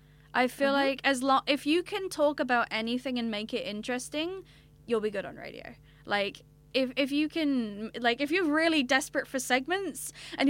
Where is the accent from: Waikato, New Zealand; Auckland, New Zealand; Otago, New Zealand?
Waikato, New Zealand; Cambridge; also born or lived in Norfolk, United Kingdom; I was originally born in the UK, in Norfolk, and I actually started school there because you start school at 4 in the UK. So I turned 4, started school, and then emigrated in November, and I grew up in Cambridge in the Waikato